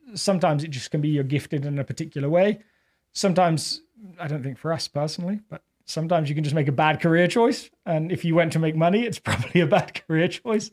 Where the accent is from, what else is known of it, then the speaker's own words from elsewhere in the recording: England, United Kingdom; accent: English; now in Littleton, United States; technically I'm an immigrant, but I don't feel like being from England